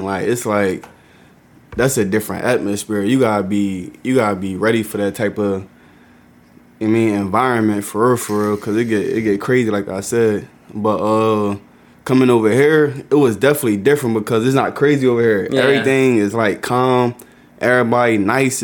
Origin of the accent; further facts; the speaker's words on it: Philadelphia, Pennsylvania, United States; moved away as an adult; now in Japan; From Philly, man. North Philadelphia. Born and raised.